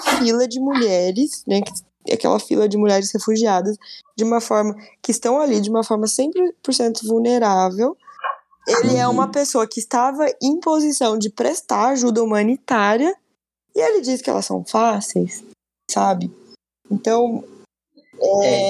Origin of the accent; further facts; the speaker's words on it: Brazil; Somos brasileiros